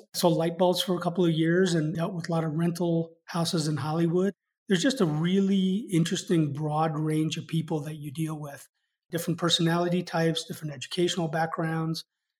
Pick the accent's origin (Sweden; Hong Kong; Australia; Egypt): Hong Kong; also born or lived in Japan / London, United Kingdom / India; now in United States; So I grew up in Hong Kong, Japan, was born in London, spent time in India before moving to the US.